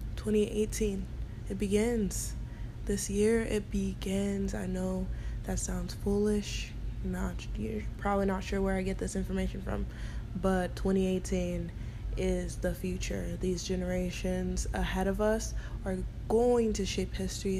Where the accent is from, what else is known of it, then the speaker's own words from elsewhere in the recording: United States; I am American